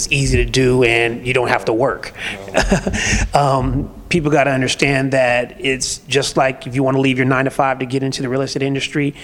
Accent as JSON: {"language": "English", "region": "California", "country": "United States", "moved": "yes", "lives_now": "Atlanta, United States", "said": "I'm from California, so we're used to the fast pace"}